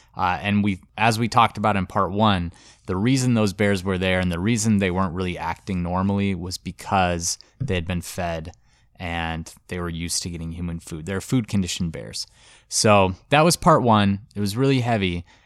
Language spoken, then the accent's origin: English; Montana, United States; Montana, which is my home state.